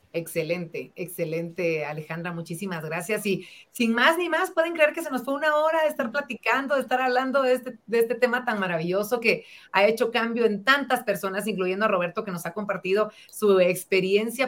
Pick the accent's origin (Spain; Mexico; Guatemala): Guatemala